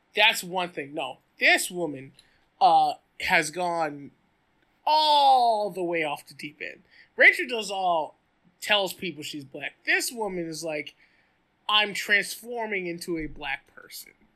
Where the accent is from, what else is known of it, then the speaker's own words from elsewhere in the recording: the South, United States; as a Southerner